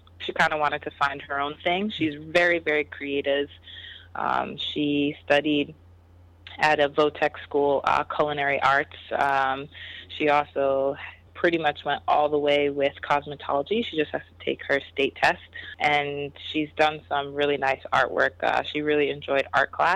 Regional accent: New Jersey, United States; I grew up in North Jersey

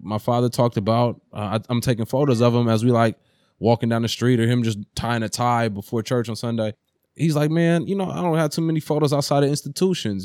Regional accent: Oakland, California, United States; growing up in East Oakland

